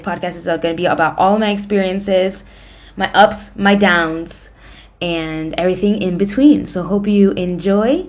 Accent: United States; now in Madrid, Spain; I'm from the States

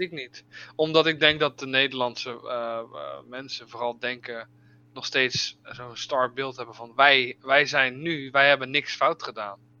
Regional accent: Netherlands; wij als Nederlanders

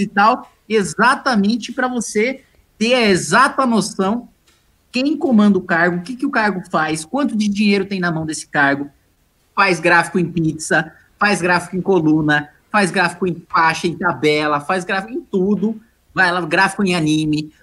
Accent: Paraíba, Brazil; eu sou da Paraíba

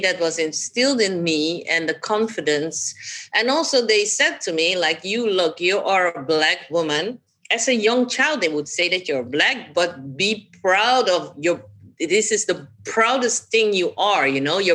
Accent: Suriname; born or raised there; also born or lived in Amsterdam, Netherlands; now in The Hague, Netherlands

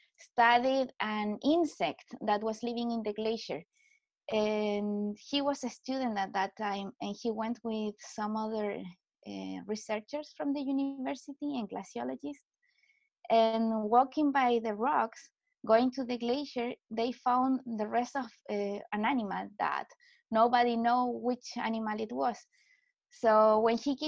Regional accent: Chile; also born or lived in Heidelberg, Germany / Stuttgart, Germany; I come from Chile, so from South America

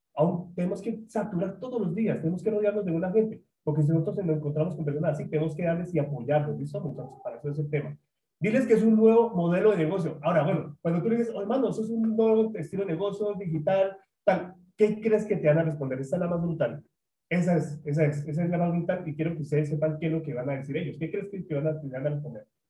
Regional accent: Colombia; Soy colombiano

